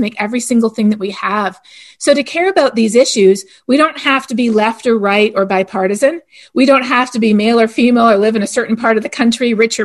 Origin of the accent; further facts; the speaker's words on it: Canada; now in United States; I'm from Canada